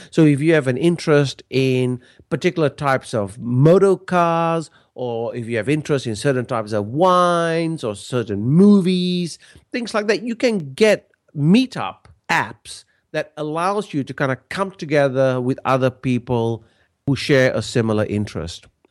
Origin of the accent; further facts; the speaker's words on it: Malaysia; now in Australia; I'm originally from Malaysia, but I've lived in Australia now for many, many years